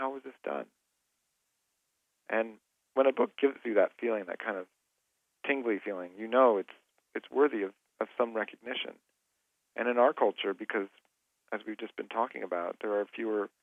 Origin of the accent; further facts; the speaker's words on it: Sacramento, California, United States; also born or lived in Cleveland, Ohio; I was born in Cleveland, but I grew up a lot in Sacramento.